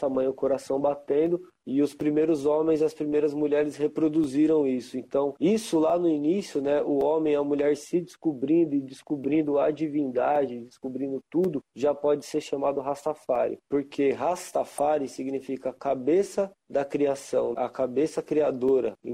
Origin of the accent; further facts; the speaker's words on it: São Paulo, Brazil; born there; Eu nasci aqui em São Paulo